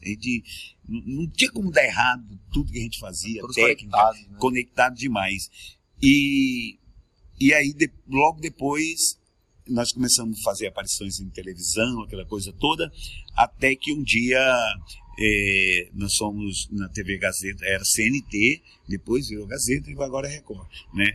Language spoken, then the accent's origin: Portuguese; Tangará da Serra, Mato Grosso, Brazil; also born or lived in Nortelândia, Mato Grosso / Rondônia / Rio de Janeiro; Sou Mato Grossense. Eu nasci em Nortelândia